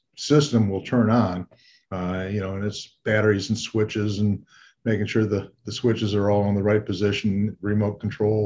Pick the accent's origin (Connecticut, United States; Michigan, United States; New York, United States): Michigan, United States; Detroit; I was born and raised in Detroit, Michigan